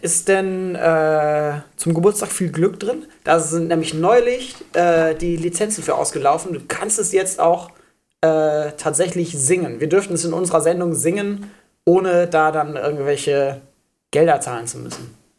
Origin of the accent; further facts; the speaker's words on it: Schleswig-Holstein, Germany; Ich bin in Schleswig-Holstein zur Schule gegangen